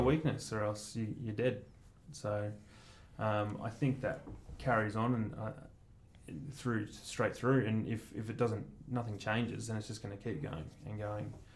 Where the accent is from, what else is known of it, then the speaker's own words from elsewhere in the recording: Mount Eliza, Victoria, Australia; also born or lived in Northcote, Melbourne; I grew up in Mount Eliza